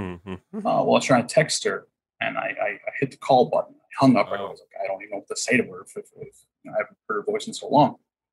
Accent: Huntington Beach, California, United States; No. I grew up in Huntington Beach. There's no drive-bys really.

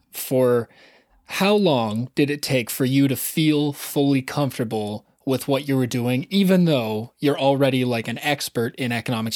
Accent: Southern Ontario, Canada; I grew up in Southern Ontario, and so I never had to move more than an hour

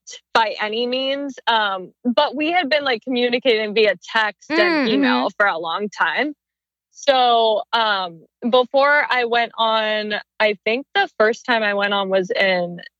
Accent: Arizona, United States; moved away as an adult; now in Los Angeles, United States; I'm originally from Arizona.

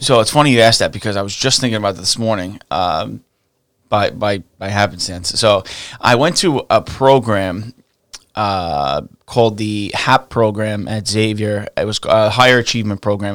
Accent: New York City, New York, United States; I grew up in Staten Island. I was raised in, uh, like the westerly area

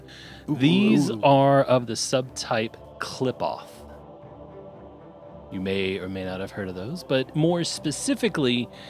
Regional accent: Louisiana, United States; I'm from Louisiana

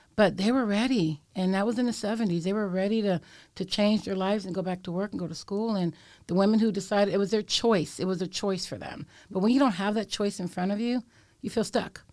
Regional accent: San Francisco, California, United States; I was born and raised in Bayview Hunters Point, and I am a sixth generation San Franciscan

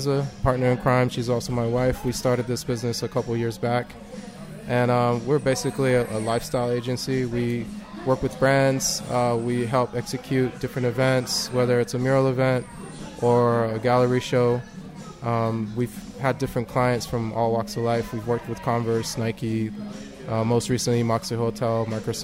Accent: Mexico; moved away; I'm from Mexico originally. That's where I was born.

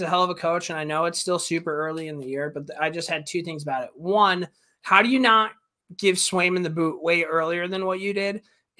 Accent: Montreal, Quebec, Canada; I grew up in Montreal and I was a Boston Bruins fan.

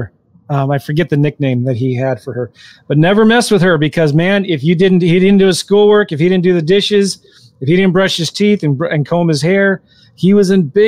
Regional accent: San Diego, California, United States; when I grew up in San Diego

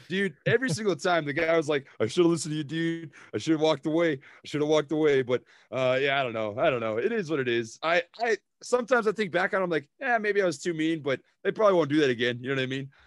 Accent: Minnesota, United States; accent: Minnesota; now in Oklahoma, United States; my hometown in Minnesota

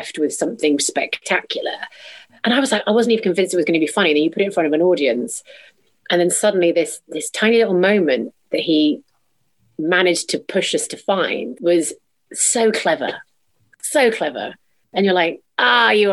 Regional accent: Canada; I'm Canadian

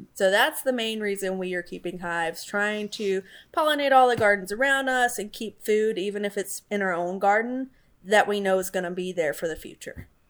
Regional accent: Alabama, United States; now in Florida, United States; So I grew up in Alabama

